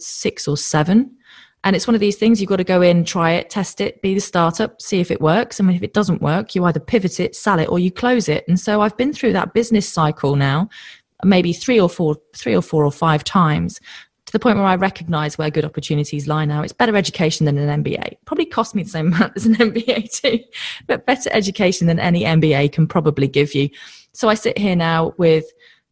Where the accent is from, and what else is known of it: United Kingdom; moved away as an adult; now in Australia